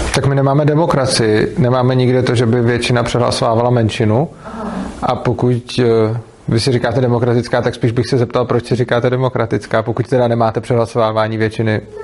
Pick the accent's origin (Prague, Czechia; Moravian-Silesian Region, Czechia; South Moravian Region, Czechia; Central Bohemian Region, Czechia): Prague, Czechia; jsem z Prahy a jezdím do Ješka